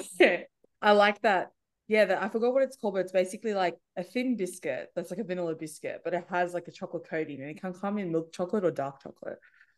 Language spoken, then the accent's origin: English; Penrith, New South Wales, Australia; I remember growing up in Penrith